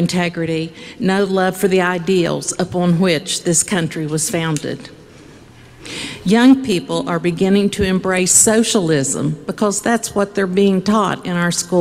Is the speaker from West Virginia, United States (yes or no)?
yes; Cabell County, West Virginia, United States; I am from Cabell County. Heck, I was even born in Cabell County. I graduated from Barbersville High School